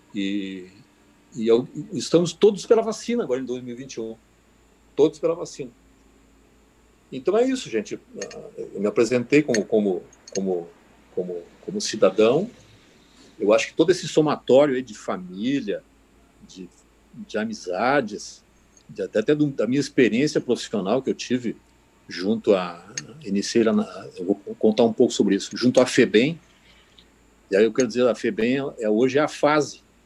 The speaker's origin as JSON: {"language": "Portuguese", "town": "Barra do Ribeiro", "region": "Rio Grande do Sul", "country": "Brazil", "tie": "born or raised there", "said": "eu me criei na Barra."}